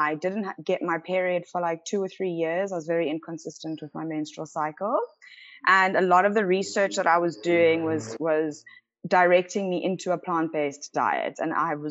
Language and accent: English; Cape Town, Western Cape, South Africa; born and bred in Cape Town